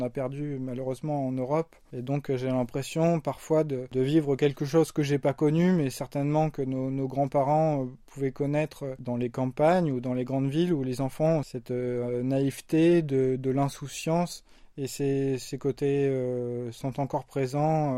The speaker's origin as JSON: {"language": "French", "country": "France", "moved": "as an adult", "lives_now": "South Korea", "said": "je suis français"}